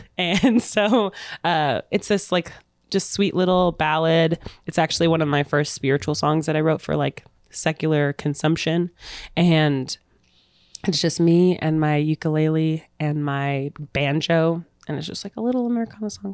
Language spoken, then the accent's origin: English; Phoenix, Arizona, United States; also born or lived in Alamosa, Colorado; now in Kansas City, United States; I'm originally from Arizona, Phoenix. I, I grew up there. I was born s, in Colorado, but Phoenix is my home.